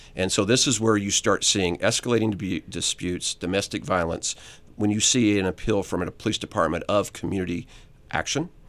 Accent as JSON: {"language": "English", "region": "Southern Illinois", "country": "United States", "moved": "as an adult", "lives_now": "Atlanta, United States", "said": "I was from Southern Illinois"}